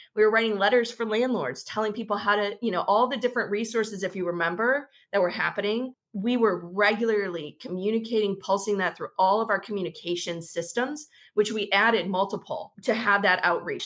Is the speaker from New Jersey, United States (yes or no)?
no; suburbs of Chicago, Illinois, United States; now in Dallas, United States; I grew up in the Midwest, suburbs of Chicago